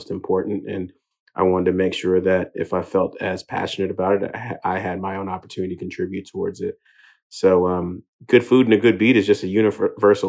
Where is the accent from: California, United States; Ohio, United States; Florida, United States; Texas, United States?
Texas, United States; Houston; also born or lived in England; I'm Nigerian. Was actually born in England, but made it out to Houston by the age of three. And ultimately grew up in a Nigerian household in America.